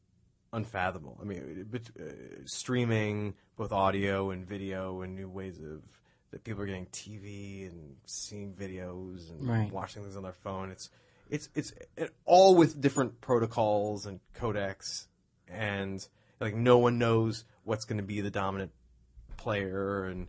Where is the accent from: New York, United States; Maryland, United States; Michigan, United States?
New York, United States; I love New York. That was one of the. I'm a New Yorker at heart.